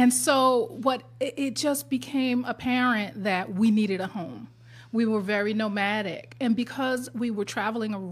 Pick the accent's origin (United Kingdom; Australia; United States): United States; New York City, New York; I'm a New Yorker